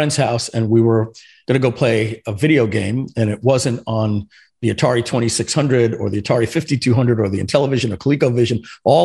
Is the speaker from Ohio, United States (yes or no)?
no; Long Island, New York, United States; first language French; English is a second language; moved away as an adult; now in Florida, United States; Born and raised in Long Island, New York